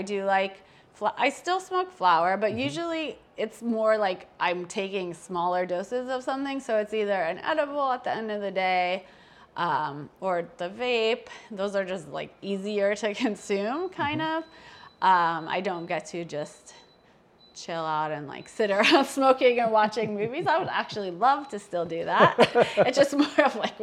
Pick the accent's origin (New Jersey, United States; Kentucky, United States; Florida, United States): New Jersey, United States; moved away; also born or lived in Las Vegas, Nevada; I grew up first in New Jersey and then I lived in Las Vegas.